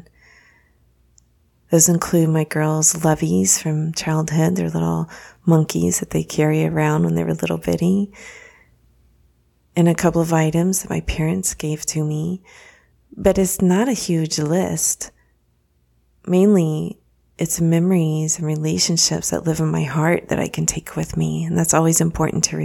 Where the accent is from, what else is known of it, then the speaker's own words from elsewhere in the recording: Dallas, Texas, United States; moved away as an adult; also born or lived in Austin, Texas; now in Florida, United States; I grew up in the Dallas area and then went to school in Austin at the University of Texas at Austin